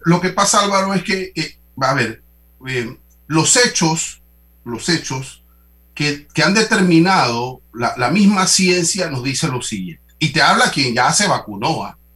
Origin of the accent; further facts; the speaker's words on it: Panama; tenemos que debatir esto como panameños